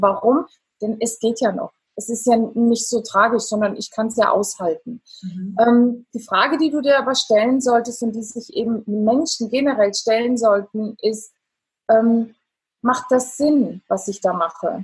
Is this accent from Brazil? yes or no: no; Italy; ich bin Italienerin